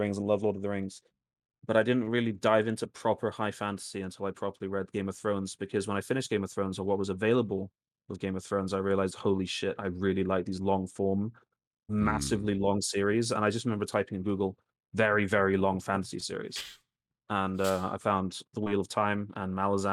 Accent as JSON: {"language": "English", "country": "Greece", "tie": "born or raised there", "moved": "yes", "said": "Growing up in Greece"}